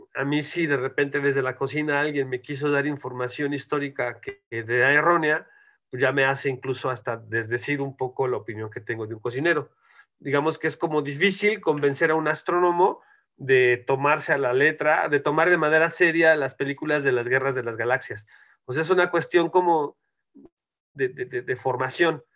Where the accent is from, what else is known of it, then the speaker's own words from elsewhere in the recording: Mexico; moved away as an adult; now in Spain; yo eh, soy mexicano